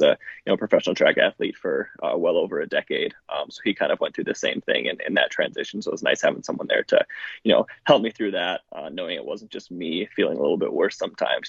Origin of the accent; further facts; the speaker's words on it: Milwaukee, Wisconsin, United States; now in Iowa, United States; I grew up just outside of Milwaukee.